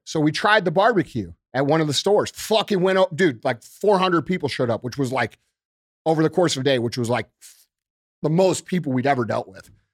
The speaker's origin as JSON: {"language": "English", "town": "St. Louis", "region": "Missouri", "country": "United States", "also_born_or_lived": "Springfield", "moved": "as an adult", "said": "I moved back to Saint Louis from Springfield"}